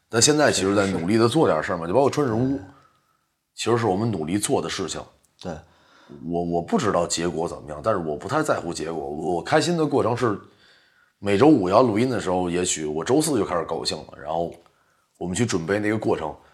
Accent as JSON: {"language": "Chinese", "country": "China", "said": "我们是中国人嘛"}